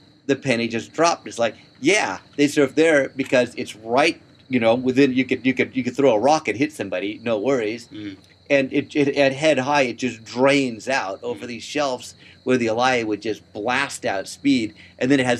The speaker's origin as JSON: {"language": "English", "town": "Palos Verdes", "region": "California", "country": "United States", "tie": "born or raised there", "said": "I grew up in Palos Verdes where there's lots of rocks"}